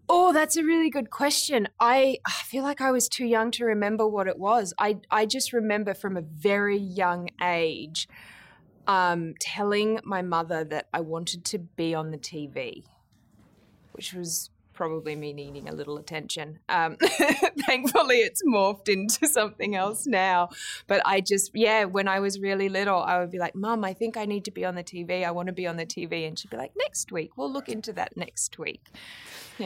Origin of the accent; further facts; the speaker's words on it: Brisbane, Queensland, Australia; I grew up in Brisbane in Australia